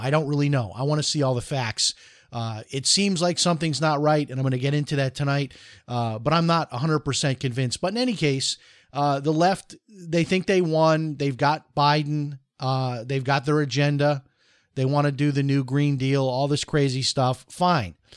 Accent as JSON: {"language": "English", "town": "Chicago", "region": "Illinois", "country": "United States", "tie": "born or raised there", "said": "When I grew up in Chicago"}